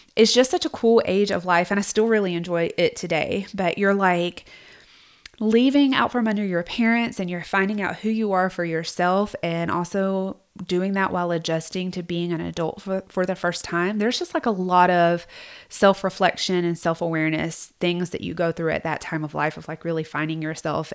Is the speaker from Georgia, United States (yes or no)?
yes; South Georgia, United States; I grew up in South Georgia, in case you can't tell